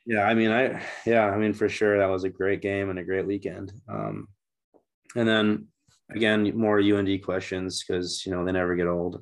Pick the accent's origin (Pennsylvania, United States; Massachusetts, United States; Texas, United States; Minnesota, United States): Minnesota, United States; St. Cloud; moved away; I grew up in Saint Cloud